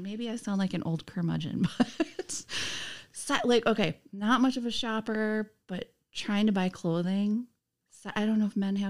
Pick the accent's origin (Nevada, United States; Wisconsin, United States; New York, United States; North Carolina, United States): Wisconsin, United States; Nisita; I was born in Nisita, Wisconsin. I don't know if anyone knows where Nisita is.